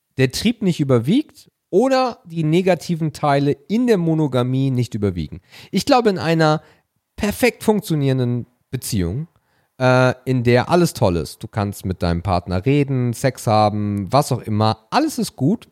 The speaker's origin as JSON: {"language": "German", "region": "Hamburg", "country": "Germany", "tie": "born or raised there", "said": "Ich komme ja nun mal gebürtig aus der Ecke"}